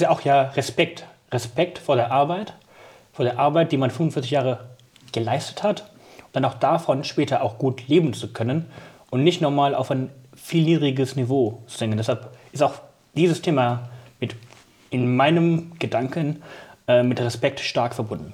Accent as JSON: {"language": "German", "town": "Burscheid", "region": "North Rhine-Westphalia", "country": "Germany", "tie": "born or raised there", "also_born_or_lived": "Pakistan", "said": "ursprünglich bin ich in Pakistan geboren äh, und mit einem Jahr und drei Monaten nach Deutschland gezogen und auch direkt nach Burscheid"}